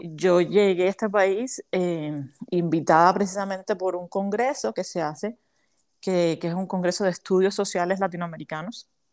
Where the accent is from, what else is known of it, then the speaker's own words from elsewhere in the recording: Havana, Cuba; moved away as an adult; now in United States; yo soy cubana, soy de la, soy de la capital de La Habana, La Habana, Cuba, y hace siete años vivo aquí en los Estados Unidos